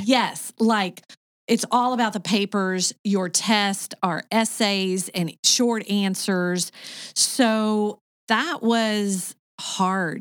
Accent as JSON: {"language": "English", "region": "Arkansas", "country": "United States", "tie": "born or raised there", "also_born_or_lived": "Michigan / Kentucky / Saint Petersburg, Florida / Sarasota, Florida", "moved": "as an adult", "lives_now": "Cartersville, Georgia, United States", "said": "I was born in Michigan, but I was raised in Arkansas."}